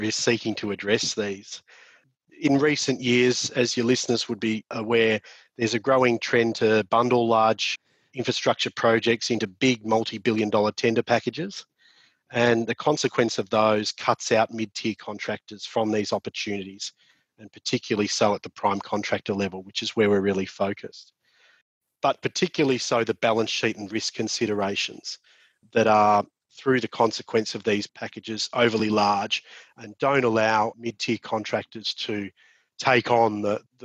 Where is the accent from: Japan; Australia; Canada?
Australia; Victoria; my home state of Victoria